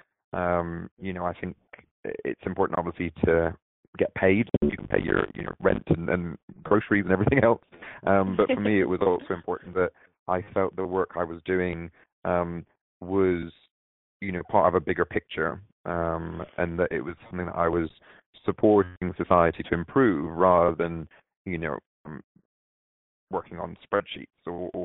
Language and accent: English; Barbados; moved away; also born or lived in London, England; I was born in Barbados, in the Caribbean, and my parents lived there for quite a while